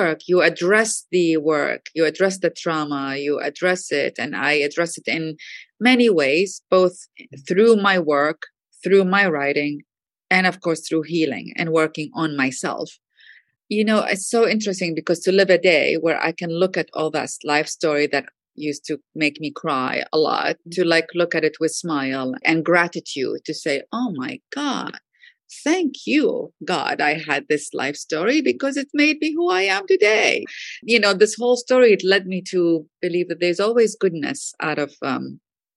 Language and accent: English; Iraq; I grew up in Iraq